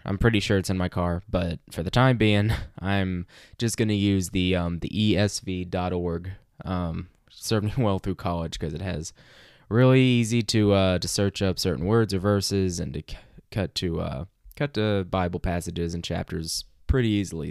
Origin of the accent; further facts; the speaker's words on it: Arkansas, United States; growing up in Arkansas like I did